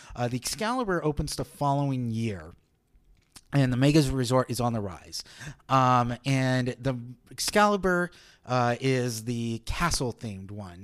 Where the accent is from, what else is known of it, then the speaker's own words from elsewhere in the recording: Las Vegas, Nevada, United States; also born or lived in Northridge, California; I grew up uh, here in Las Vegas, but I was not born here. I wa-, I was born in California in nineteen eighty-eight.